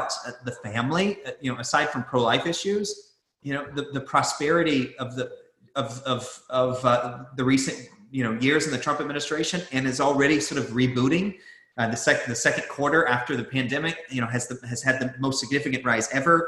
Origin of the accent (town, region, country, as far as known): United States